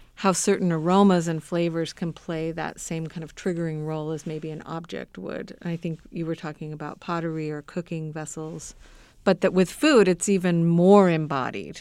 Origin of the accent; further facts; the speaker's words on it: Southern California, United States; moved away; I grew up in Southern California